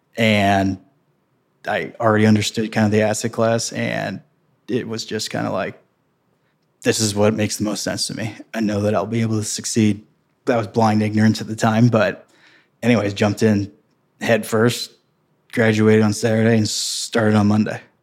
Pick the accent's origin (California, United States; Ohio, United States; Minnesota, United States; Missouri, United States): Missouri, United States; St. Peters; I grew up in Saint Peter's, Missouri. which is thirty minutes west of downtown Saint Louis, Saint Charles County